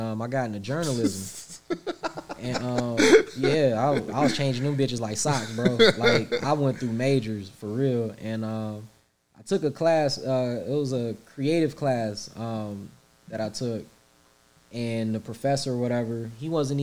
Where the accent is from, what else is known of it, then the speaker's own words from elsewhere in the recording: Pontiac, Michigan, United States; I'm from the hood. Like, I'm from Pontiac